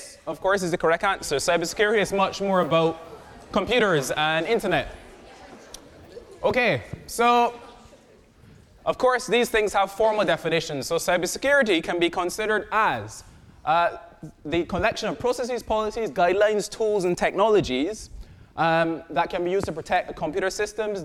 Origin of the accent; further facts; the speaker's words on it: Barbados; I am from Barbados